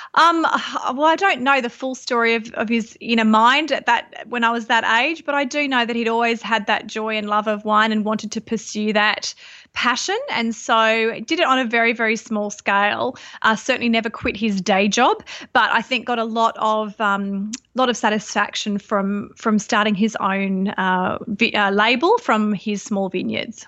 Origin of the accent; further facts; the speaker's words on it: Sydney, New South Wales, Australia; moved away as an adult; also born or lived in Byron Bay hinterland; now in Byron Bay, Australia; I grew up in Sydney, and, uh, I've been living up here in the Byron area for around about twelve years.